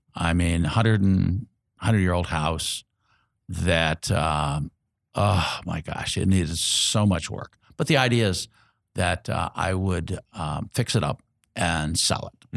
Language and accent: English; Indianapolis, Indiana, United States; I was born here in Indianapolis